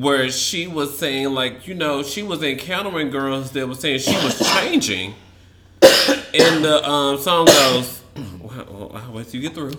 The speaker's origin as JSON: {"language": "English", "region": "the South", "country": "United States", "said": "I'm from the South"}